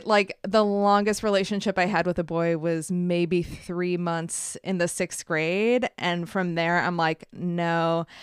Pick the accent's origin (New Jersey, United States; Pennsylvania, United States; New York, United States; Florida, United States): New York, United States; Buffalo; also born or lived in Montreal, Canada; outside of Buffalo, which isn't as cool as Montreal